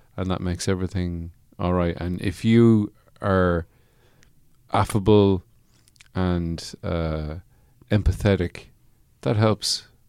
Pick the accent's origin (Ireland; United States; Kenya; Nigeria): Ireland; I'm Irish.